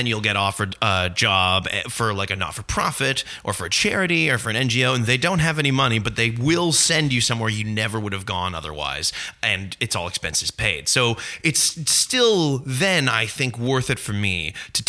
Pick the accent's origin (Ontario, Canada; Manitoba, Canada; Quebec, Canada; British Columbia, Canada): Ontario, Canada; Aurora; growing up in Aurora, we didn't have a movie theater